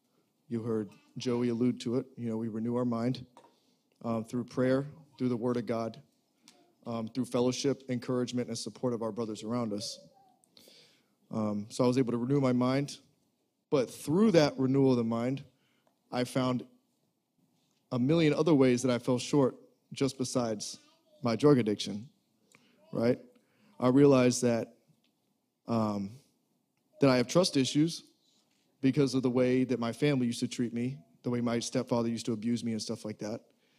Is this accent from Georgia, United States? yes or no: yes; Savannah, Georgia, United States; I'm 30 years old. Again, I'm from Savannah, Georgia.